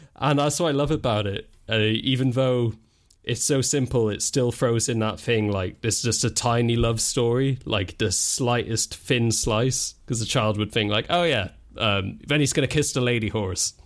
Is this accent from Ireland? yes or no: yes; Ireland; I grew up in Ireland